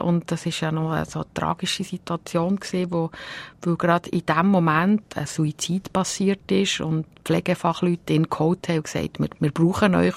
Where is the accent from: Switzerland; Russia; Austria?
Switzerland; Bern; moved away; also born or lived in Uster, Zurich; wir sind ja in Gebiet aufgewachsen im Kanton Bern